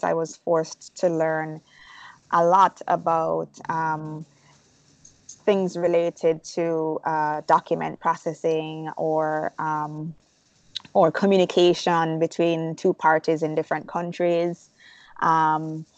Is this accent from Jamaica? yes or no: yes; Jamaica; moved away as an adult; now in United States; I'm originally from Jamaica. I was born and raised, and I moved to the States legally to work and go to school.